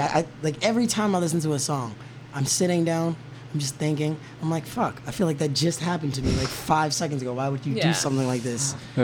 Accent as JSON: {"language": "English", "region": "New York", "country": "United States", "tie": "born or raised there", "said": "we grew up in New York."}